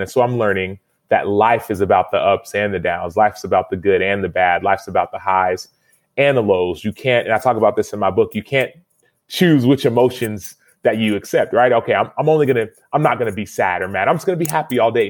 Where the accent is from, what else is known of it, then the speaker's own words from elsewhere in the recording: United States; I was born in America